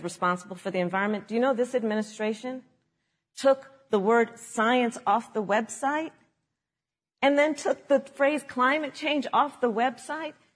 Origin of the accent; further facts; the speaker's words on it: California, United States; my home state of California